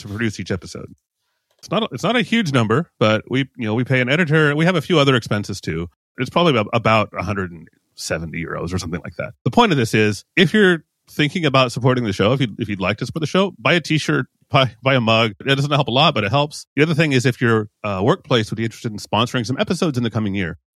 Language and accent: English; United States; now in European Union; I am an American, but I live in the E U